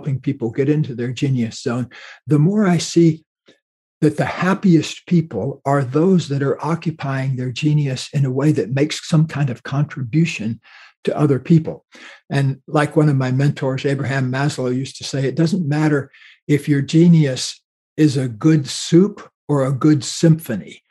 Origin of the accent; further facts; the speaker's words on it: Florida, United States; where I grew up in Florida